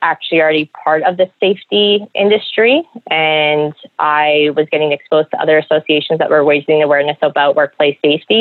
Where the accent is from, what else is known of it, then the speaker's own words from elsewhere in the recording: Toronto, Ontario, Canada; moved away; I'm originally from Toronto